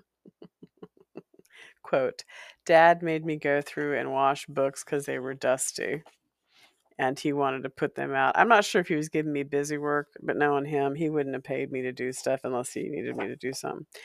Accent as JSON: {"language": "English", "town": "Walla Walla", "region": "Washington", "country": "United States", "tie": "born or raised there", "also_born_or_lived": "California", "said": "a haunted house in Walla Walla where I spent some years as a child, uh, growing into preteen"}